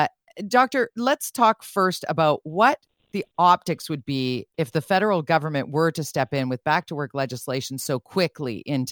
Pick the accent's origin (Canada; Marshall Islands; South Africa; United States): Canada; Oh, the other thing that concerns me as a Canadian citizen is our reputation abroad.